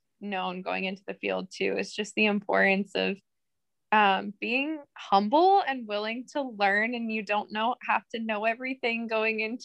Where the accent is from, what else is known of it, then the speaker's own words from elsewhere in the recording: Akron, Ohio, United States; I'm from Akron, Ohio